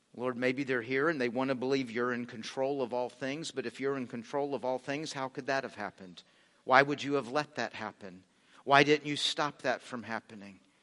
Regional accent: United States; We're American Christians

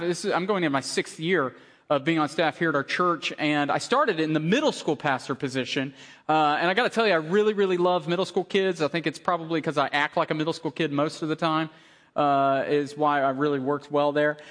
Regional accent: Tennessee, United States; I grew up in Tennessee.

